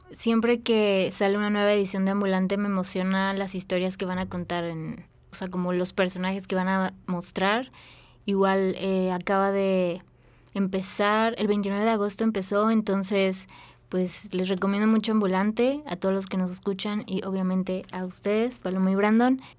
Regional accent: Yucatán, Mexico; pues yo soy de Yucatán

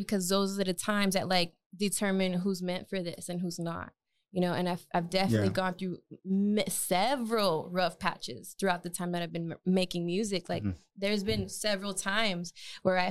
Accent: El Paso, Texas, United States; growing up there was really cool

